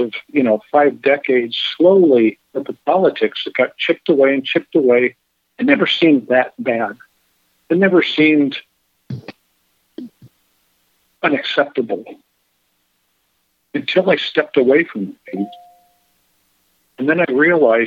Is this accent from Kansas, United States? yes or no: no; Carmel Valley, California, United States; moved away as an adult; also born or lived in Monterey, California / Coachella, California; now in Florida, United States; I say I was in Monterey, but during the week I was in Carmel Valley